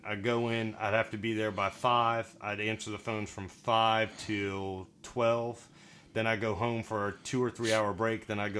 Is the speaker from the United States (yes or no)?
yes; the South, United States; accent: Southern; Because it was strong Southern in that point to them. They're like, you're definitely not from here.